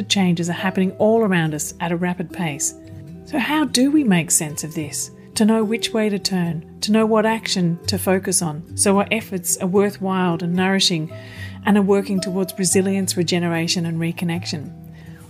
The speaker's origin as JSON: {"language": "English", "town": "Melbourne", "region": "Victoria", "country": "Australia", "tie": "born or raised there", "said": "you're in my hometown of Melbourne"}